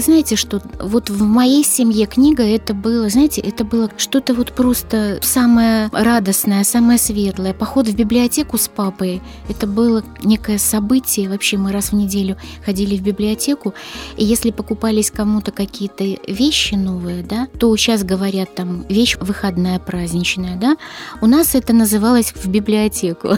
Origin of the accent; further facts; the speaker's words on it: Belarus; я родилась в Беларуси